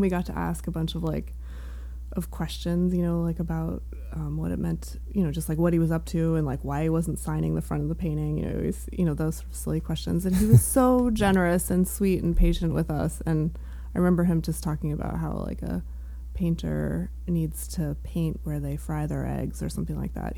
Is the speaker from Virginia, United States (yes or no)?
no; Riverside, Connecticut, United States; now in Maine, United States; I am from Connecticut. I grew up an hour outside of New York, pretty much like halfway between New Haven and New York City